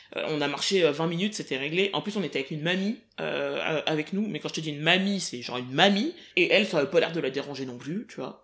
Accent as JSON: {"language": "French", "town": "Paris", "region": "Île-de-France", "country": "France", "tie": "born or raised there", "said": "je suis né à Paris, j'ai grandi en île de france"}